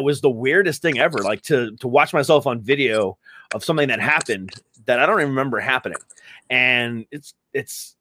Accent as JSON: {"language": "English", "region": "Florida", "country": "United States", "moved": "yes", "said": "my family's from Florida. We're originally from Florida."}